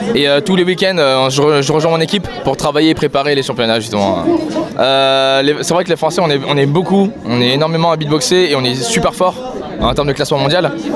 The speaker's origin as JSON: {"language": "French", "area": "Vendée, La Roche-sur-Yon", "region": "Pays de la Loire", "country": "France", "said": "je suis de Vendée, La Roche-Orient"}